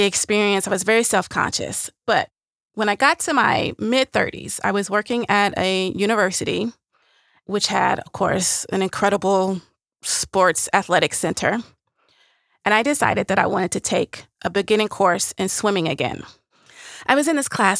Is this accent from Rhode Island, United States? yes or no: no; Nashville, Tennessee, United States; I'm from Nashville